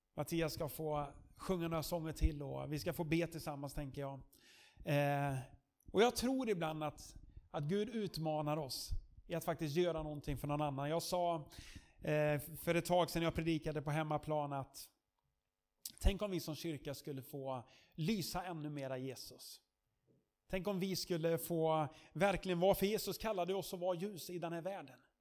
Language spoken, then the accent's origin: Swedish; Sweden; som svensk